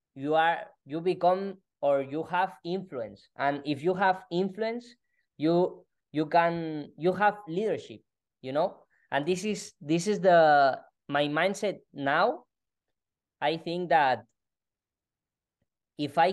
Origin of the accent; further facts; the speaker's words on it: Spain; English is a second language; I am from Spain and my English is doesn't perfect, but I am trying.